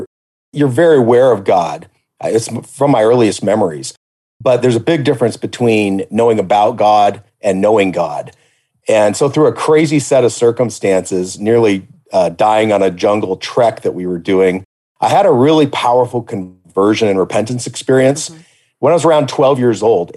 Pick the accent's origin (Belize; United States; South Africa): Belize; There was another American kid that I grew up with in Belize, in the jungle